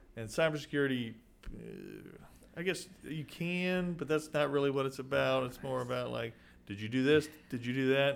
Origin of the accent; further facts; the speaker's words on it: Sweeny, Texas, United States; getting out of my hometown